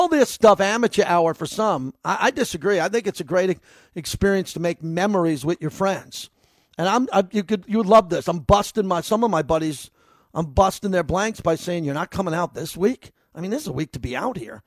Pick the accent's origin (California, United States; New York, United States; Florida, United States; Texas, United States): New York, United States; now in Las Vegas, United States; I'm from New York